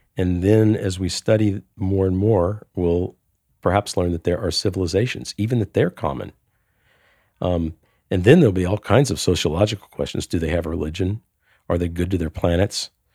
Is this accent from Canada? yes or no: no; New Orleans, Louisiana, United States; my hometown in New Orleans, the tides go up and down every day